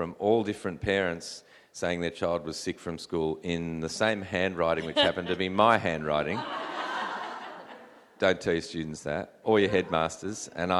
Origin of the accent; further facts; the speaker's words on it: New South Wales, Australia; New South Wales, my home state